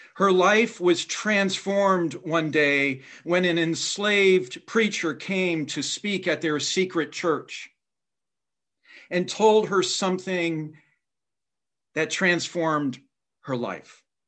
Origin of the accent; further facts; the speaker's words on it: Indiana, United States; my home state of Indiana